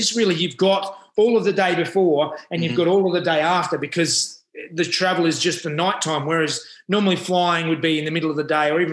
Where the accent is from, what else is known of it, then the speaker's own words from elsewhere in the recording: Adelaide, South Australia, Australia; now in Sydney, Australia; I grew up in Adelaide and I've, you know, been in Sydney Sydney area for the last 20-odd years.